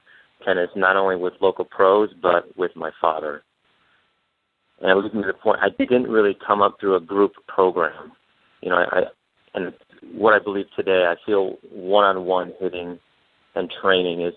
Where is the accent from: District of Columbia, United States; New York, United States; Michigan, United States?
Michigan, United States; I grew up in Michigan